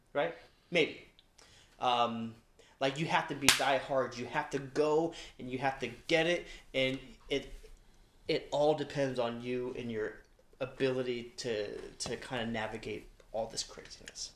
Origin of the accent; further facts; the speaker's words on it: Long Beach, California, United States; I was born in Long Beach